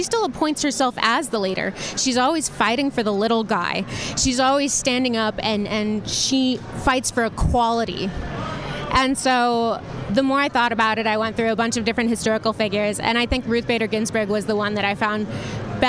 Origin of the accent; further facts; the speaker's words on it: San Francisco, California, United States; I come from San Francisco in the Bay Area